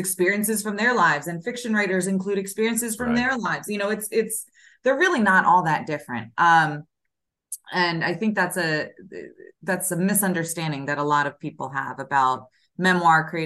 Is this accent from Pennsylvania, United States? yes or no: yes; Philadelphia, Pennsylvania, United States; moved away; I just was in Philly last weekend, where I'm from, my hometown